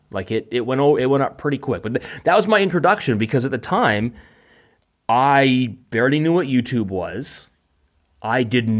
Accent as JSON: {"language": "English", "town": "Vancouver", "region": "British Columbia", "country": "Canada", "said": "I'm from a big city. I am from Vancouver."}